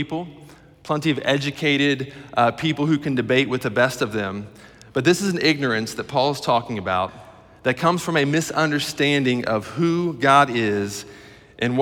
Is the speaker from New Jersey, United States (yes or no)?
no; Middletown, Ohio, United States; I'm from Middletown, Ohio